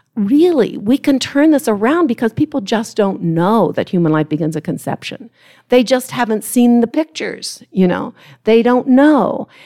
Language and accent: English; Ohio, United States; moved away as an adult; from Ohio, I'm from Ohio